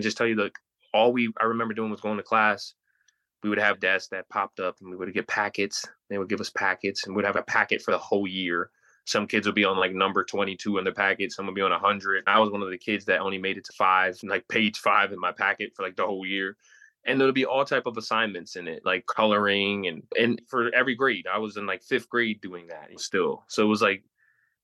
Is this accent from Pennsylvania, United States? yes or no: yes; Pennsylvania, United States; I grew up in Pennsylvania.